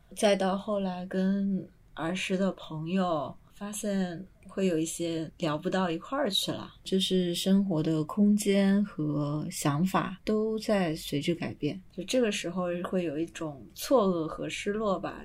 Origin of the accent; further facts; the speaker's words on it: Ruian, Zhejiang, China; now in Hong Kong, China; 小时候我学书法的地方，就是孙轶让的那个藏书楼，清朝延续到现在